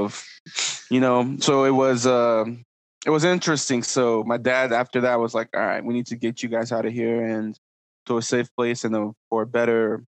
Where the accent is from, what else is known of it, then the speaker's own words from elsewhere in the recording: DR Congo; also born or lived in Ivory Coast; So I am Congolese from the DR Congo, but I was born in Ivory Coast.